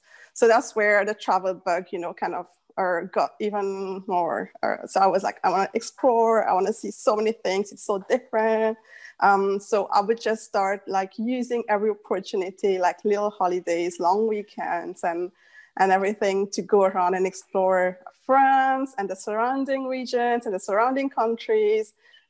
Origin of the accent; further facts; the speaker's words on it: Mauritius; moved away as an adult; also born or lived in Maldives; I'm back to Mauritius right now. I'm originally from Mauritius, but I have been nomadic for about, let's say, 15 years. I came back, of course, during those 15 years to Mauritius, and now I'm back to Mauritius since August.